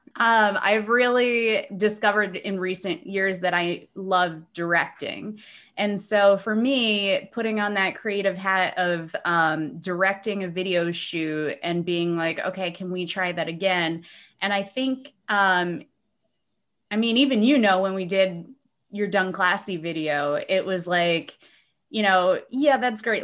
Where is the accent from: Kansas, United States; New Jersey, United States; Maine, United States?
New Jersey, United States; now in Dunedin, United States; I am from New Jersey